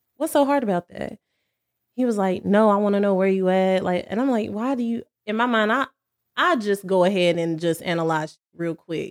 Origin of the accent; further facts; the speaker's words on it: Cherryville, North Carolina, United States; now in Charlotte, United States; I'm from Cherryville, North Carolina